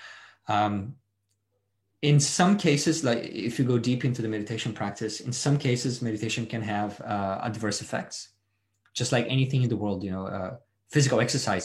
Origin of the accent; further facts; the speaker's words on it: Brazil; moved away as an adult; now in Australia; No, I was born and raised in Brazil, and I moved here about 10